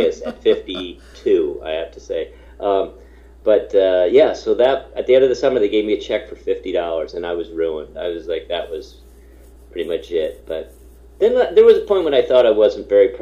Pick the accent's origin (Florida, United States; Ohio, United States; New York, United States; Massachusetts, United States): New York, United States; Hamilton; my hometown, that's where I am right now, my hometown of Hamilton, New York.